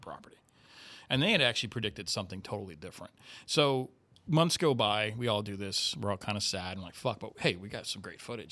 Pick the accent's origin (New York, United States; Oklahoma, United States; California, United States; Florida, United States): Florida, United States; Miami; moved away as an adult; now in St. Louis, United States; I grew up, uh, raised there, did all my schooling there. I lived there for thirty-four years